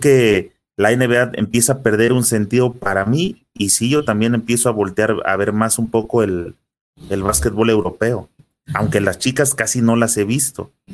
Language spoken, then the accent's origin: Spanish; Mexico; como mexicanos